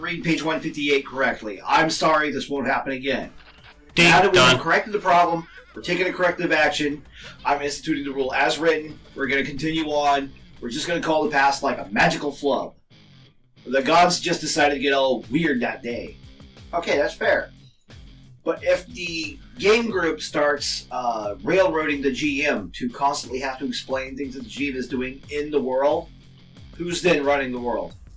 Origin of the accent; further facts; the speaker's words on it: United States; I'm American